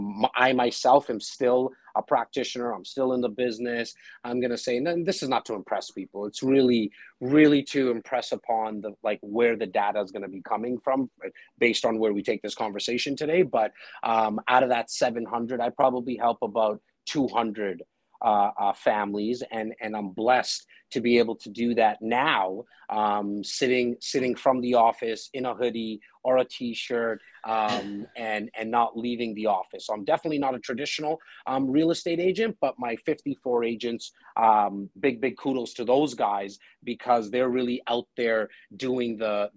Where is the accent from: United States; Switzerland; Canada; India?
India; Hey, I'm Indian. We generally age quite well.